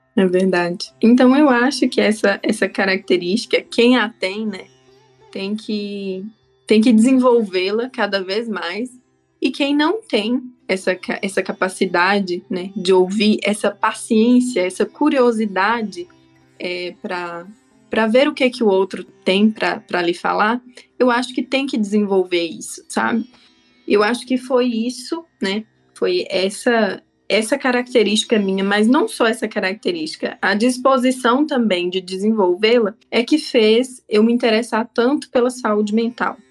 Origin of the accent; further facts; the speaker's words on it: Taiobeiras, Minas Gerais, Brazil; now in Curitiba, Brazil; eu sou natural de uma cidade que se chama Taiobeiras, é no norte de Minas